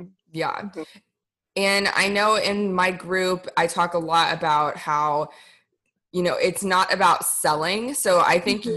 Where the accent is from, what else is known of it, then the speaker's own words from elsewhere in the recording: United States; also born or lived in Indonesia; as a white person growing up in America. Actually, I did grow up partially in Indonesia